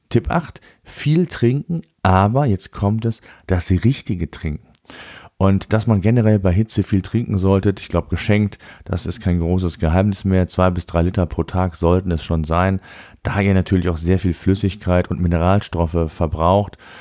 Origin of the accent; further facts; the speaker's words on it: Germany; bei uns in Deutschland